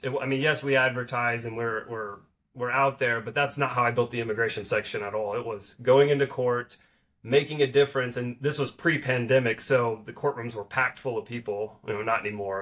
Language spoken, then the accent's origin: English; Dallas, Texas, United States; also born or lived in Arkansas; I'm from the Dallas area